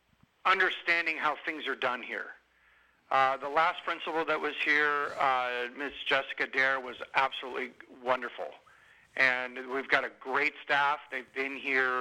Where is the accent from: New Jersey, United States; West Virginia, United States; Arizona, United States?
Arizona, United States; Tucson; moved away as an adult; also born or lived in Scottsdale, Arizona; now in Vallejo, United States; I grew up in Tucson, so I grew up a U of A fan